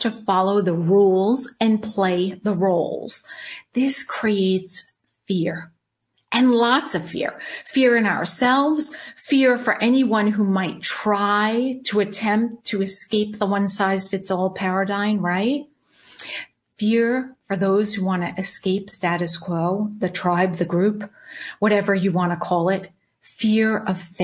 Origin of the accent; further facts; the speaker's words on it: Long Island, New York, United States; moved away as an adult; also born or lived in Charlotte, North Carolina; now in Orange County, California, United States; I'm 53, born and raised on Long Island, New York. Yes, that's the accent you hear.